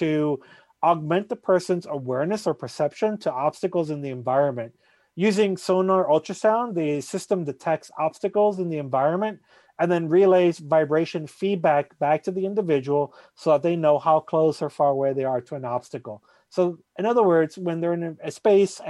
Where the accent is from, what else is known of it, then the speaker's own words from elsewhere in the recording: Puerto Rico; now in Boston, United States; I'm originally from Puerto Rico